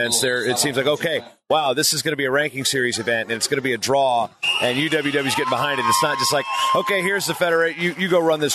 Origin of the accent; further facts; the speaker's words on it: United States; I'm an American